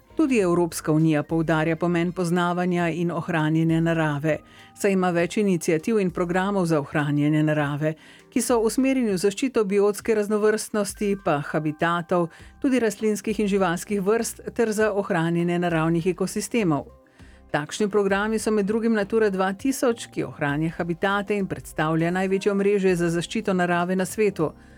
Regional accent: Slovenia; Slovenci smo

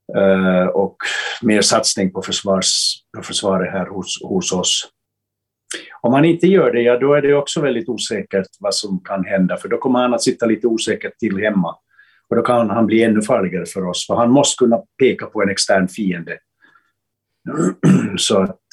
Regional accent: Finland; som finländare

